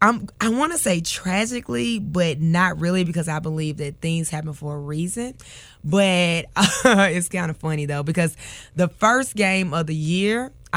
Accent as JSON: {"language": "English", "town": "Memphis", "region": "Tennessee", "country": "United States", "tie": "born or raised there", "said": "Oh, so Raleigh, Egypt."}